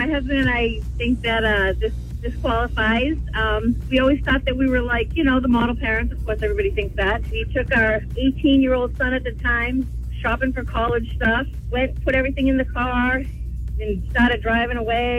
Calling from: Pelham, New Hampshire, United States; from Pelham.

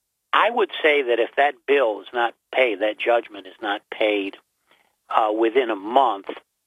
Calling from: Binghamton, New York, United States

